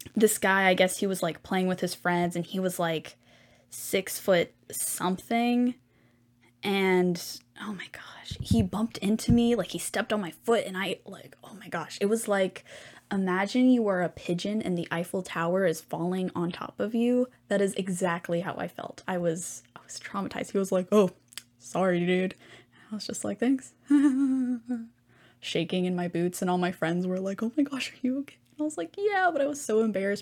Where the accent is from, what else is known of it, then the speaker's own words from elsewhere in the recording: Houston, Texas, United States; I was from Hu, like, in Houston, so I am stationed in Texas